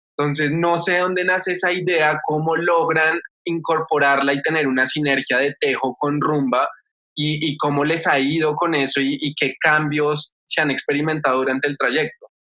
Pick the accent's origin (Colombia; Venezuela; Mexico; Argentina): Colombia